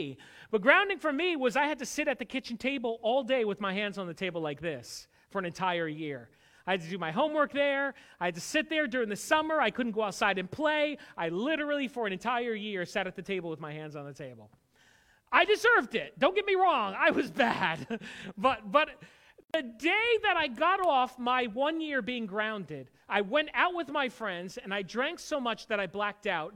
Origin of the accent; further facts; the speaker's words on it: Connecticut, United States; I grew up in Connecticut, but I didn't grow up a churchgoer